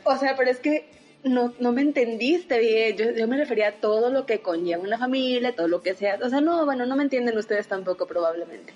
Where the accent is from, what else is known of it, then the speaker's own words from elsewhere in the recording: Saltillo, Coahuila, Mexico; yo nací en la ciudad de Saltillo me gusta ser saltillense